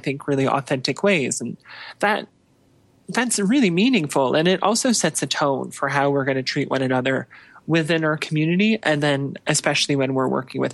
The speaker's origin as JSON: {"language": "English", "region": "Ontario", "country": "Canada", "tie": "born or raised there", "moved": "as an adult", "lives_now": "Calgary, Canada", "said": "I grew up in Ontario. I grew up in a town of about just a few thousand people. So a smaller town. But I moved out to Calgary about 10 years ago."}